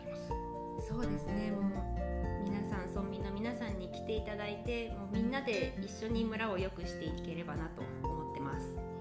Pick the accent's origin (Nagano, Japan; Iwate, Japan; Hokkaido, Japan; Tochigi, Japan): Nagano, Japan; Minowa; 私は箕輪町出身